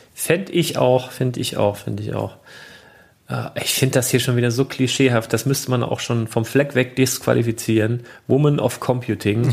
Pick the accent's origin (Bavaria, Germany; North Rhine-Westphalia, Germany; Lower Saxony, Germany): Lower Saxony, Germany; Lüneburg; hier bei uns in Lüneburg